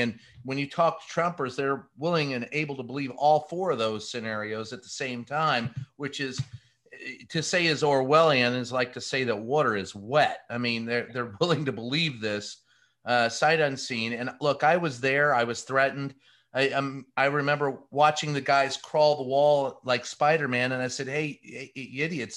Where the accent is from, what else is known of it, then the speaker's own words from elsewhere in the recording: Louisville, Kentucky, United States; I grew up in Louisville, Kentucky. So little, uh, uh you know, Lebanese boy